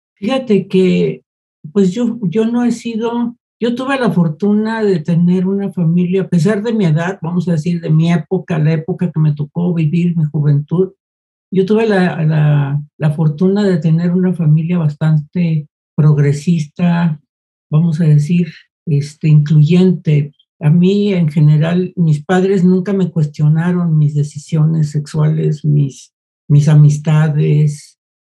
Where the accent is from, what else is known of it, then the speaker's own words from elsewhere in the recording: Guadalajara, Jalisco, Mexico; yo soy de Guadalajara